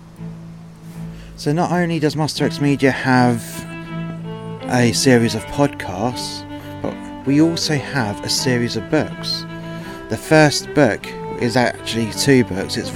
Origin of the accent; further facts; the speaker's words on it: England, United Kingdom; now in Wales, United Kingdom; I'm English and I cannot read Welsh, and that's a bit difficult living in Wales